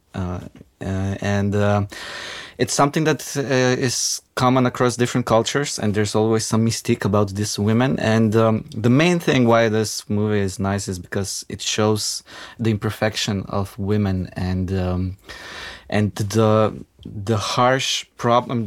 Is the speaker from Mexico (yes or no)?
no; North Macedonia; now in Ljubljana, Slovenia; I grew up in Macedonia